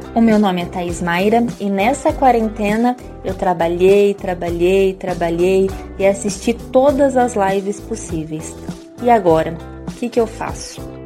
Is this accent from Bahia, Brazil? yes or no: no; Nova Laranjeiras, Paraná, Brazil; sou de Nova Laranjeiras